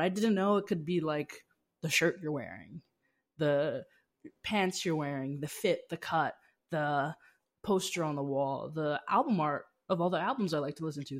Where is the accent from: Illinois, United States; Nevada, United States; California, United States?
Nevada, United States; Las Vegas; moved away; also born or lived in Seattle; I grew up in Las Vegas, Nevada